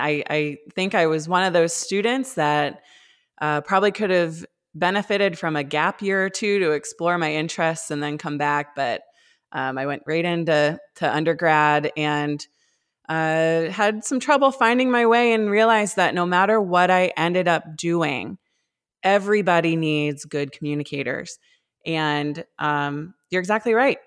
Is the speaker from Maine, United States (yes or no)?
yes; Maine, United States; I grew up in Maine